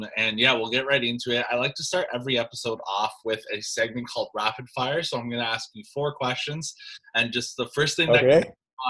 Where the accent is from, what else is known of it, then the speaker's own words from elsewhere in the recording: Durham, Ontario, Canada; also born or lived in Toronto; being a Canadian myself, like I was born in Toronto, I grew up in Durham.